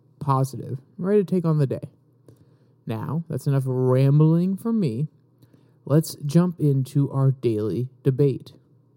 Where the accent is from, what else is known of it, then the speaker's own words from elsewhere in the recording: Virginia, United States; my governor from my home state of Virginia